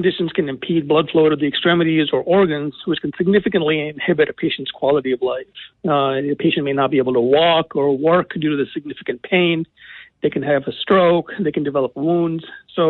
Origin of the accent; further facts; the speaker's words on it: Boston, Massachusetts, United States; also born or lived in Detroit, Michigan / North Carolina; now in Michigan, United States; I'm originally from Boston